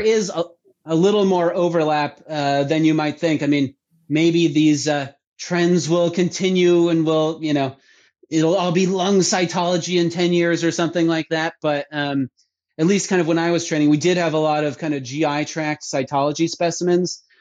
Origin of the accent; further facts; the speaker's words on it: Vermont, United States; moved away; I grew up in Vermont, uh, being a ski patroller